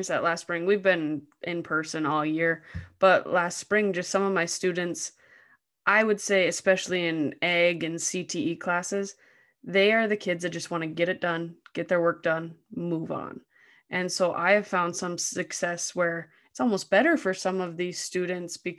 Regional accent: North Dakota, United States; I lived 2 miles from Canada growing up.

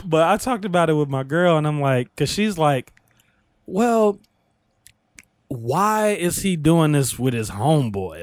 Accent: Illinois, United States; in my hometown, I don't know if it's all of Illinois or if this was just my hometown

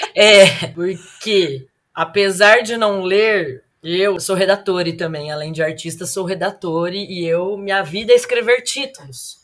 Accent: Ribeirão Preto, São Paulo, Brazil; also born or lived in Belo Horizonte; Atualmente moro em Ribeirão Preto. Aliás, nasci em Ribeirão Preto

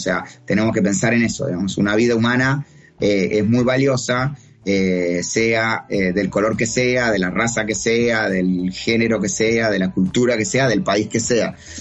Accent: Uruguay; now in Chile; yo vivo en Chile, soy uruguayo, pero radicado en Chile

